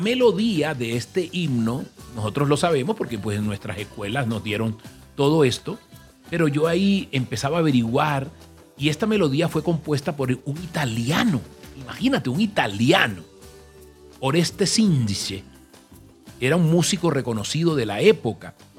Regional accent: Colombia; mi tierra, por, por esta Colombia

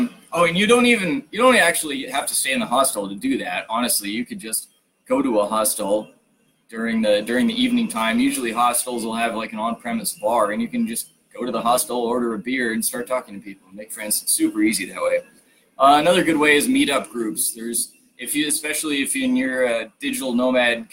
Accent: United States; as an American

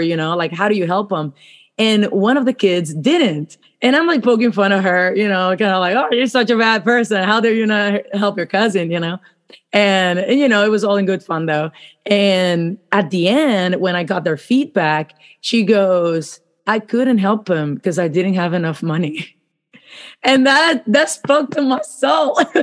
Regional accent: Puerto Rico; I grew up in Puerto Rico, so I went to school in Puerto Rico.

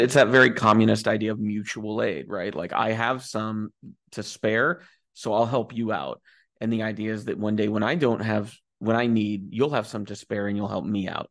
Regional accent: United States; I am a, you know, straight guy from the United States

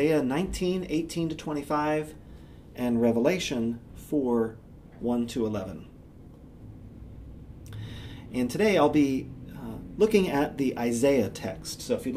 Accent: United States; I have no trouble identifying myself as an American Christian

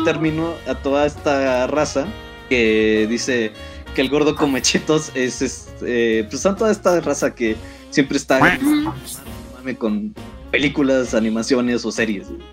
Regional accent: Toluca, State of Mexico, Mexico; yo soy de Toluca Estamos casi casi al ladito de CDMX.

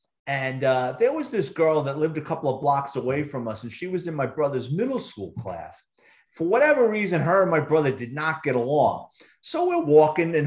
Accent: New York City, New York, United States; growing up in New York City in the Bronx

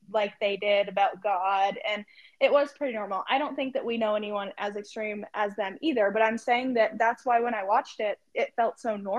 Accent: the South, United States; I'm from the South where people live like

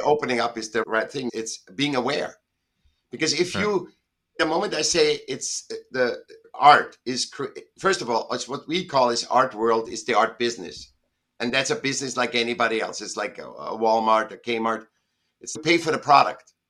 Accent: Vienna, Austria; now in Southern California, United States; I was born in Vienna, in Austria, and I was a sick child, and I went to school when I was seven

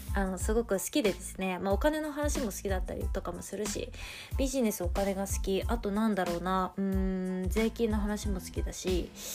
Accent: Tokyo, Japan; moved away as an adult; 私は東京出身の人間

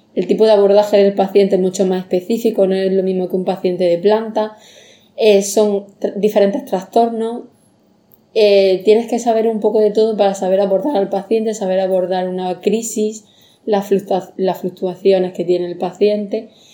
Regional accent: Andalusia, Spain; moved away as an adult; now in Mallorca, Spain; soy de Andalucía

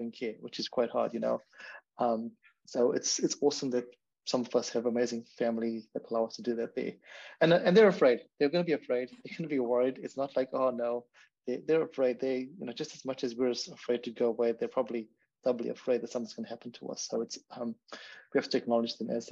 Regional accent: Zimbabwe; moved away; I'm from Zimbabwe as well

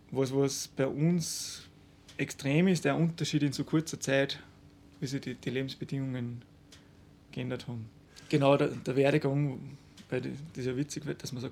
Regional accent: Salzburg, Austria; Ich bin aus dem Innengebirg.

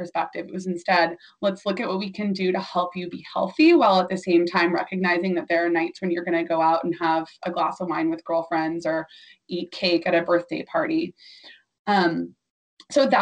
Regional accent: Orange County, Southern California, United States; I grew up in Orange County, so Southern

